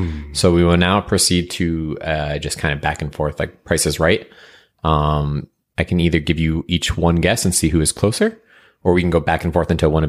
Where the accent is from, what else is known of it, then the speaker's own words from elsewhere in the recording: Rhode Island, United States; my home state of Rhode Island